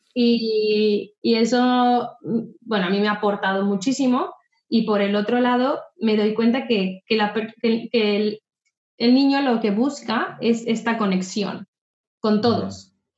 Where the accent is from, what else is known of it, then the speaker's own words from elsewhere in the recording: Mexico; moved away as an adult; also born or lived in Querétaro / Riviera Maya; now in Barcelona, Spain; yo soy mexicana, tengo 33 años y vivo en Barcelona, bueno, asentada en Barcelona desde hace tres años, pero salí de México desde hace nueve